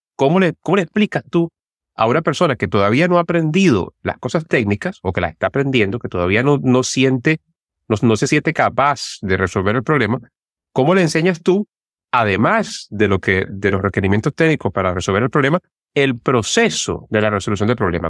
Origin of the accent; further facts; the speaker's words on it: Turmero, Aragua, Venezuela; Yo soy de Turmero